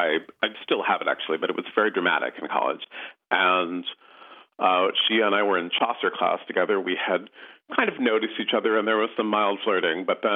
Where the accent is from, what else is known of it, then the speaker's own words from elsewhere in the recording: San Francisco, California, United States; moved away as an adult; also born or lived in Middletown, Connecticut; I was not really aware growing up in San Francisco of what a unique place San Francisco was.